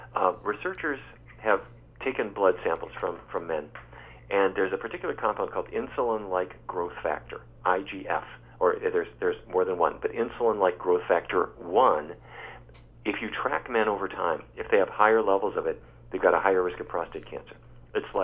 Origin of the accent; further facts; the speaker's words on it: Fargo, North Dakota, United States; as a kid growing up in Fargo, North Dakota